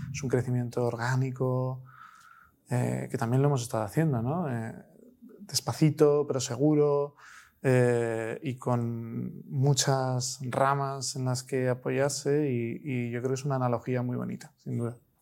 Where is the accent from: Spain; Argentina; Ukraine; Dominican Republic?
Spain; Nosotros somos españoles, trabajamos en su inmensa mayoría con familias españolas